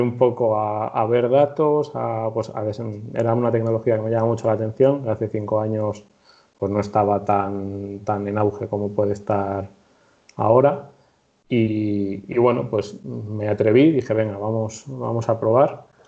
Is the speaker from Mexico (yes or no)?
no; Torrejón de Ardoz, Community of Madrid, Spain; soy de Madrid, concretamente de Torrejón de Ardoz